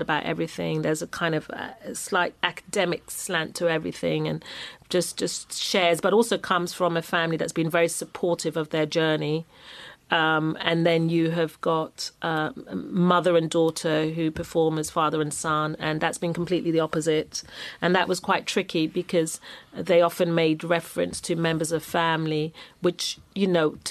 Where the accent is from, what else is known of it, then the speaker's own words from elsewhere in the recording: London, United Kingdom; I'm a Londoner.